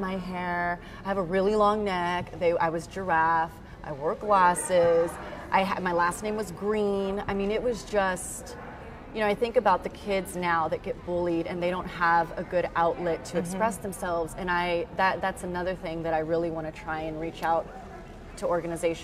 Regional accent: San Antonio, Texas, United States; moved away as an adult; also born or lived in Houston / Jackson, Mississippi / Boston; I grew up in South San Antonio, in a predominantly Hispanic population.

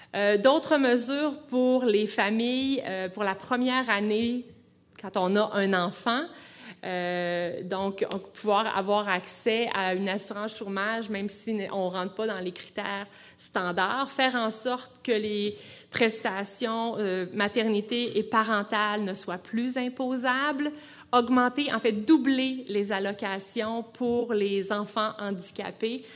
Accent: Quebec, Canada; Je suis une Québécoise, moi aussi

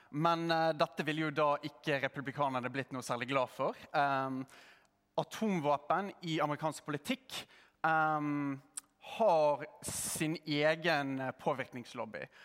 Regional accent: Norway; also born or lived in United States; som en nordmann

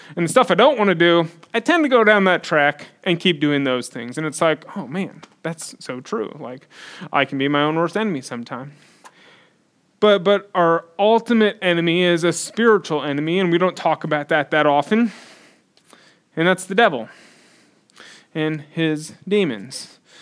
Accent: United States; we're American

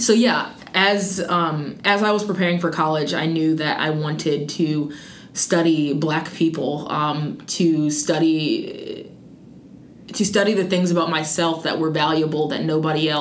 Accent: Wichita, Kansas, United States; now in North Carolina, United States; growing up in Wichita, Kansas, just a very white world

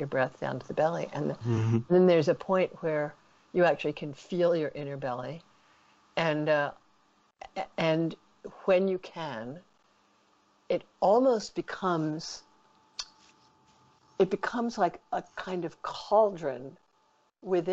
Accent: New York, United States; I'm a New Yorker

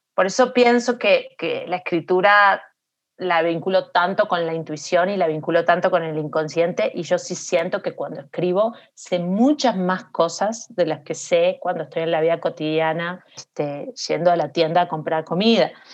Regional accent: Montevideo, Uruguay; moved away; also born or lived in New York; yo nací en Montevideo

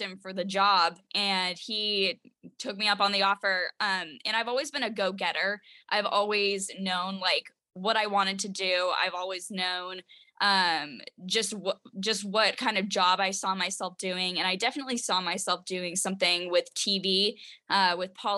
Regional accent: Washington, United States; I started working with politicians around my home state, which was Washington.

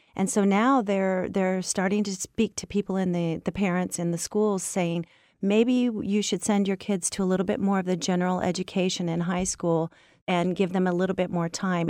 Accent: United States; moved away as an adult; now in France; I was raised in the United States

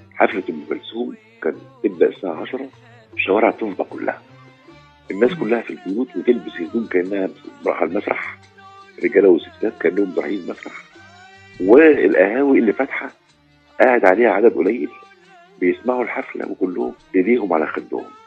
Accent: Alexandria, Alexandria Governorate, Egypt; احنا عندنا في اسكندريه

